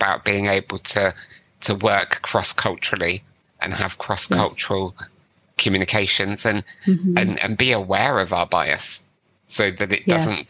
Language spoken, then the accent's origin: English; South West England, United Kingdom; accent: West Country; Cause I've got a fairly neutral British accent, I would say. I grew up in the West Country. So if you get me on the cider, occasionally my West Country accent comes out and I start sounding like a pirate.